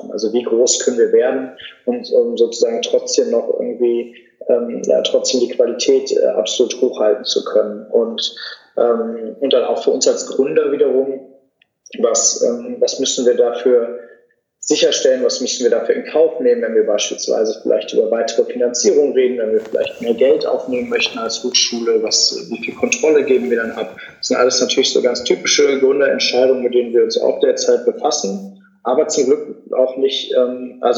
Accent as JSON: {"language": "German", "town": "Cologne", "region": "North Rhine-Westphalia", "country": "Germany", "tie": "born or raised there", "said": "ich bin ja auch in meiner Heimatstadt Köln geblieben, das war aber wenigstens schon mal eine Millionenstadt."}